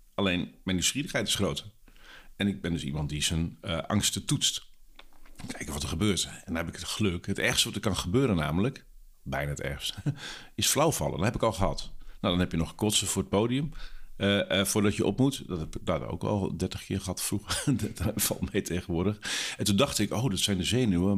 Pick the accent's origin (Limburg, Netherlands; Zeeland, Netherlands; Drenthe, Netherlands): Drenthe, Netherlands; in Drenthe, waar ik vandaan kom en waar ik ben opgegroeid